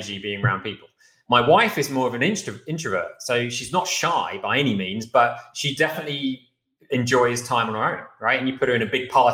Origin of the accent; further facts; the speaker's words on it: United Kingdom; moved away; as a Brit